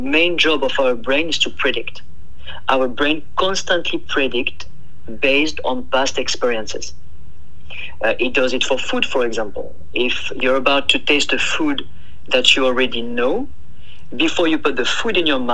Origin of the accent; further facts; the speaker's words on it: south of France, France; English is a second language; moved away as an adult; now in Oakland, United States; I am from south of France